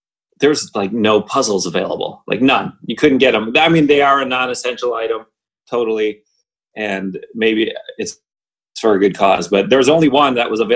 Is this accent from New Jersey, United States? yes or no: no; Pennsylvania, United States; moved away as an adult; also born or lived in Florida; now in Nashville, United States; we're from Pennsylvania.